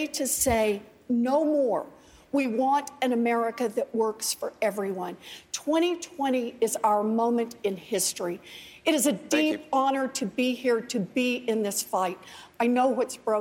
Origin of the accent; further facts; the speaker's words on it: Oklahoma, United States; I grew up out in Oklahoma